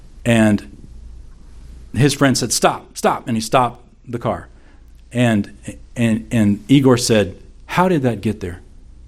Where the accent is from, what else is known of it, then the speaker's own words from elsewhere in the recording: the Bible Belt of the United States, United States; growing up in the Bible Belt of the United States of America.